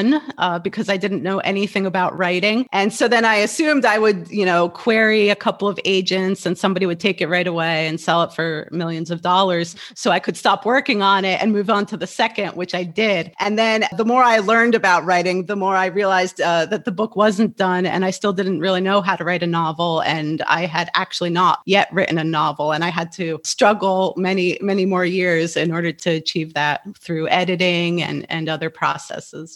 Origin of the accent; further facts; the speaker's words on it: New Jersey, United States; moved away as an adult; also born or lived in New Mexico / Kabul, Afghanistan; I was born and raised in New Jersey